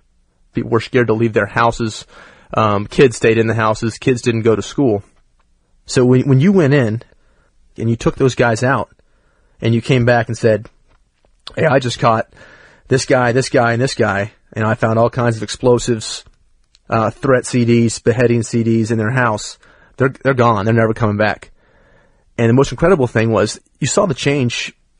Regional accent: United States; I'm an American.

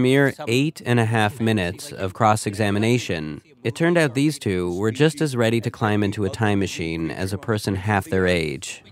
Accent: Canada; speaking as a Canadian

